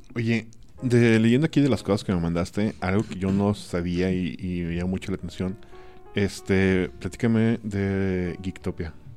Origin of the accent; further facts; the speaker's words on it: Mazatlán, Sinaloa, Mexico; Yo soy de Mazatlán, Sinaloa.